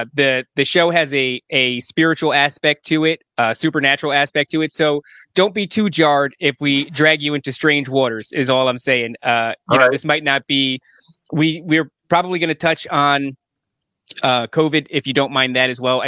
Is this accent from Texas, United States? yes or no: no; Elizabeth, New Jersey, United States; also born or lived in Edison, New Jersey / Woodbridge, New Jersey / Freehold, New Jersey / Highland Lakes, New Jersey; I was born in Elizabeth, and so we were both from very fantastic neighborhoods. And I moved all over. So I lived in Edison, Woodbridge, Freehold, all the way up north to Highland Lakes, right there at the border where it meets New York.